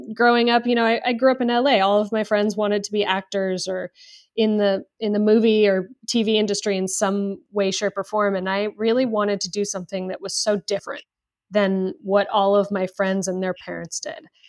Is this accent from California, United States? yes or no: yes; Los Angeles, California, United States; born and raised in Los Angeles